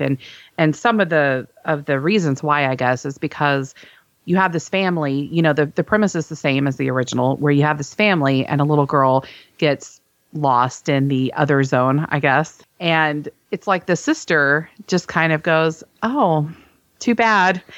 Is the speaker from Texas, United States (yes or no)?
yes; Texas, United States; we're from Texas, you